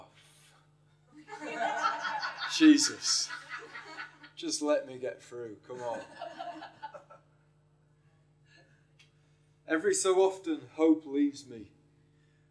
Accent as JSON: {"language": "English", "town": "York", "region": "Yorkshire and the Humber", "country": "United Kingdom", "moved": "yes", "said": "I come from York originally."}